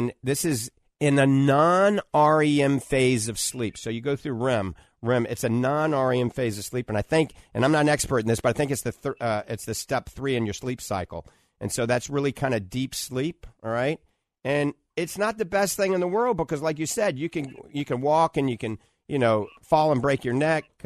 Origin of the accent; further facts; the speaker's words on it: New Orleans, Louisiana, United States; moved away; I grew up in New Orleans